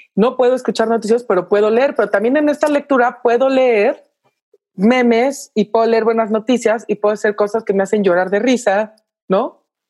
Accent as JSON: {"language": "Spanish", "country": "Mexico"}